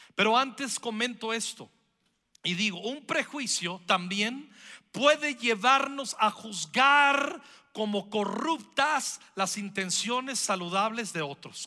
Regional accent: Mexico; Somos mexicanos, somos mexicanas, amamos nuestra nación

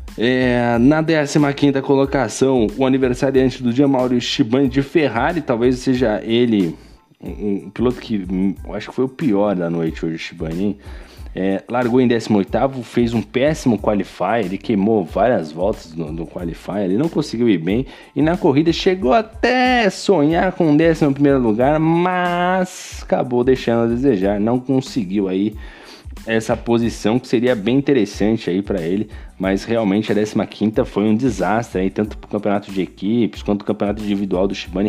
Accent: Brazil; eu sou brasileiro

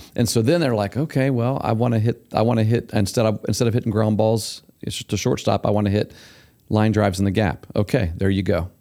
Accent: Syracuse, Ohio, United States; when I was growing up in Syracuse down there

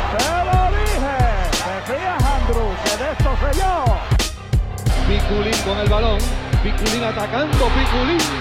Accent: Ranchuelo, Villa Clara, Cuba; born there; nací, exactamente ahí en Santa Clara, en un municipio llamado Ranchuelo.

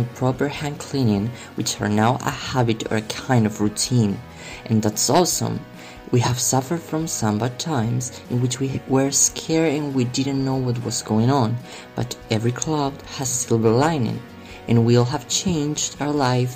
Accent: Tarazona, Aragon, Spain; English is a second language; I am from Tarazona, a small city situated right in the middle of three Spanish autonomous communities

